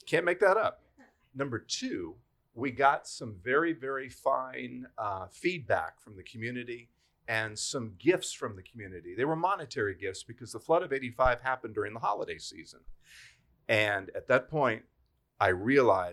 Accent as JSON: {"language": "English", "country": "United States", "tie": "born or raised there", "moved": "yes", "lives_now": "Roanoke, United States", "said": "I was born just outside of Washington, D.C."}